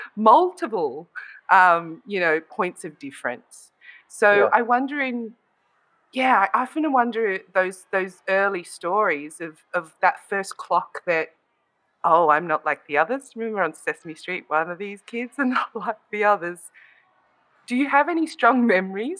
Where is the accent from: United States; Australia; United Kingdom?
Australia; Dandenong, Victoria; I grew up in Dandenong, which was quite diverse